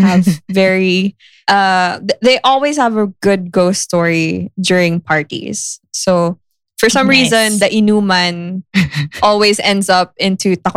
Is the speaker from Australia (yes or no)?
no; Philippines; As a Filipino, mm-hmm. growing up with Filipino relatives